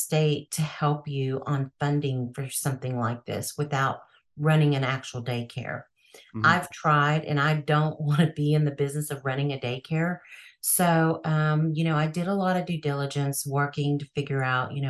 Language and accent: English; Texas, United States; Texas because that's my hometown.